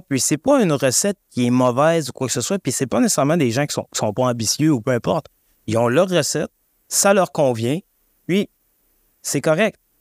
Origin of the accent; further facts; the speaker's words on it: Saguenay, Quebec, Canada; moved away; je viens du Saguenay